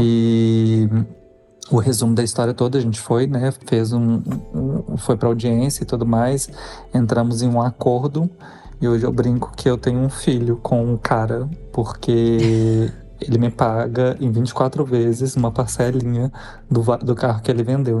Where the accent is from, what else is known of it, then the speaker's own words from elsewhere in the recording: Belo Horizonte, Minas Gerais, Brazil; moved away as an adult; also born or lived in São Paulo; eu sou de BH